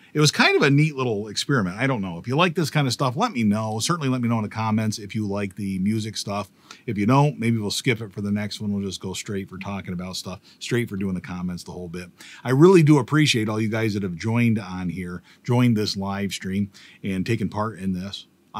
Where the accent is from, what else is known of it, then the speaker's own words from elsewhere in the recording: Pennsylvania, United States; But I grew up in Bradford County in PA. We're from counties, not towns.